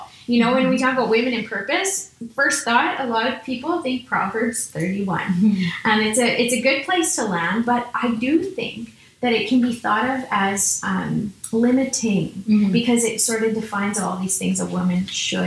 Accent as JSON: {"language": "English", "region": "Saskatchewan", "country": "Canada", "said": "I'm from Saskatchewan"}